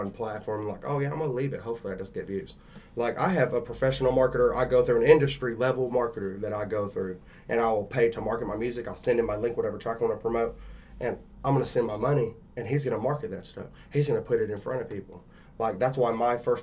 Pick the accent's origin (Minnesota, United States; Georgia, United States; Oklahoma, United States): Oklahoma, United States; Henrietta; also born or lived in Fort Worth, Texas / Tulsa, Oklahoma; I was raised in Henrietta, Oklahoma